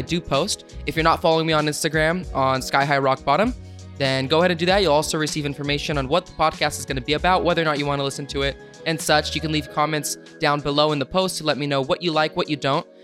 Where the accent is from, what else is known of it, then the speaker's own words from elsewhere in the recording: West Sacramento, California, United States; my hometown, Sacramento. Grew up in West Sacramento